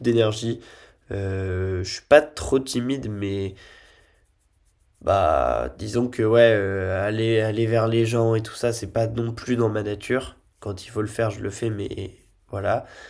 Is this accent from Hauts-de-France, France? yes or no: yes; Lille, Hauts-de-France, France; moved away as an adult; also born or lived in Nice; je suis lillois de base